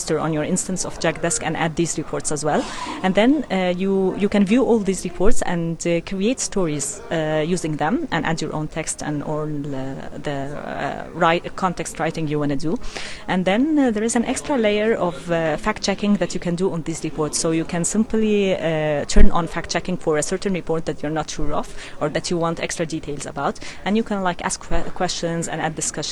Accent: Egypt; I'm from Egypt

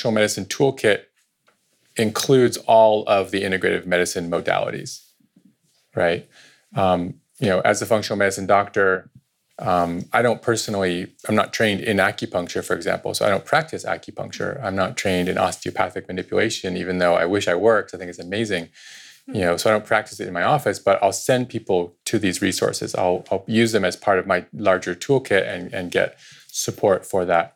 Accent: Point Reyes, California, United States; also born or lived in India / San Rafael; I went to high school here in Santa Rafael. I grew up in Point Reyes. And my upbringing, I also spent 6 years of my childhood in India

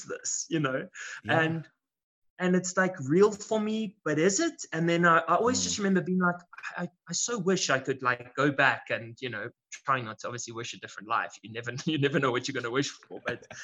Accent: South Africa; I'm born and bred in South Africa.

